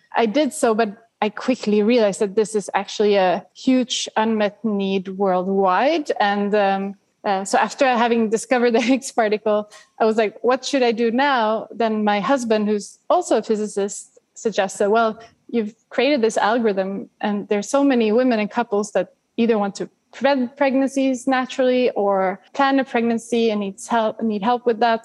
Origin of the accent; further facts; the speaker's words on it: Sweden; growing up in Sweden